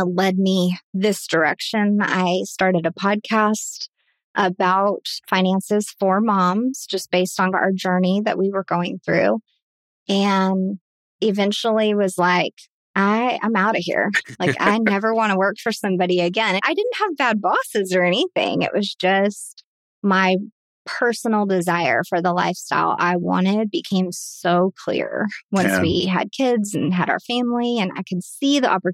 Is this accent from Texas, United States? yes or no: yes; Dallas, Texas, United States; also born or lived in El Paso, Texas; when I was young, 5 or 6 years old, we moved to the Dallas area. Been around here ever since